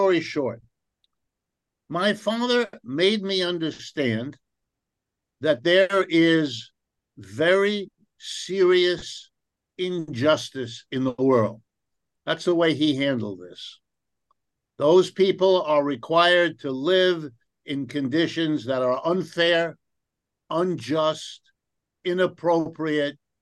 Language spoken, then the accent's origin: English; New Rochelle, New York, United States; also born or lived in Ohio; I was born in Ohio, but my family moved east and around the time I was 5 years old and settled in a suburb of New York City. And the name of that suburb is New Rochelle, New York